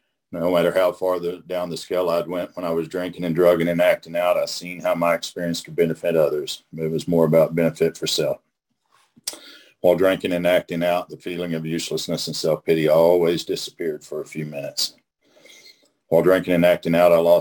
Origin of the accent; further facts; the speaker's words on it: Oklahoma, United States; I'm from Oklahoma